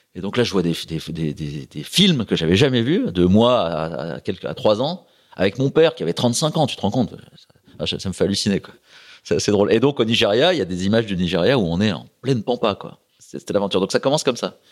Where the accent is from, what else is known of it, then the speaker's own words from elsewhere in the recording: La Croix-Saint-Ouen, Hauts-de-France, France; moved away; also born or lived in Port-la-Forêt; il y avait un petit club à côté de chez moi, à la Croix-Saint-Ouen, un petit bled, sur l'Oise